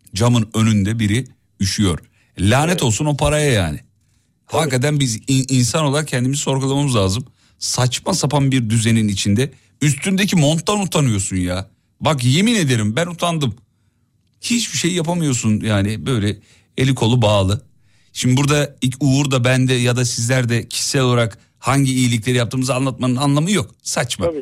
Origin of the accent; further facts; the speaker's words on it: İzmit, Kocaeli, Turkey; moved away; Ben tam bir İzmit sevdalısıyım yemin ediyorum. Memleketimi çok seviyorum.